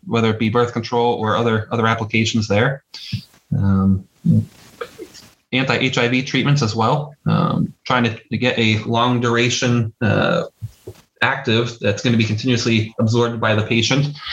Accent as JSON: {"language": "English", "town": "Butler", "region": "Pennsylvania", "country": "United States", "accent": "Pittsburghy", "said": "Butler, PA"}